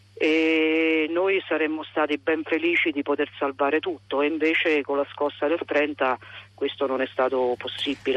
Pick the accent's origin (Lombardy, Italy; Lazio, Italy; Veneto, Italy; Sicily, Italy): Lazio, Italy; Accumoli; residenti effettivi, quelli che vivevano nel mio paese eh, e nelle frazioni, noi siamo circa 300